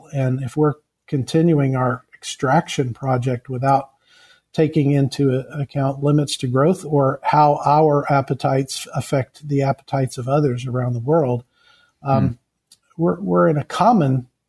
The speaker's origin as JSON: {"language": "English", "country": "Kenya", "tie": "born or raised there", "said": "I hail from Kenya. I was born the product of missionary parents, and so was my wife."}